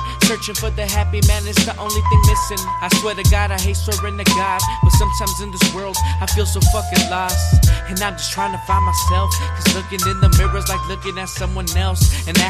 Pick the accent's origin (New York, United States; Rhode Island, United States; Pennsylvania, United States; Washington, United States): Washington, United States; Madison; And I'm from Madison, Washington, if you asking.